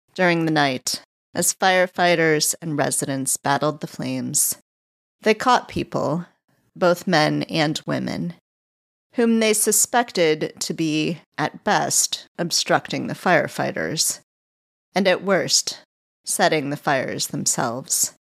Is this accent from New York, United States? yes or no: no; Ohio, United States; when I was growing up in Ohio